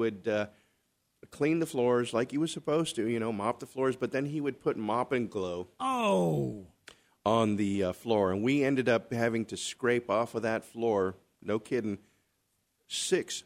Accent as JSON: {"language": "English", "region": "Southern California", "country": "United States", "tie": "born or raised there", "moved": "yes", "lives_now": "Arizona, United States", "said": "I grew up, born and raised in Southern California, going to Chavez Ravine"}